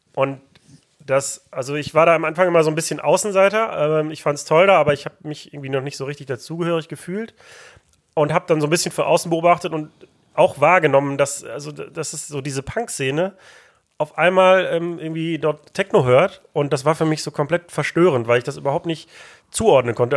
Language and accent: German; Mülheim an der Ruhr, North Rhine-Westphalia, Germany; born or raised there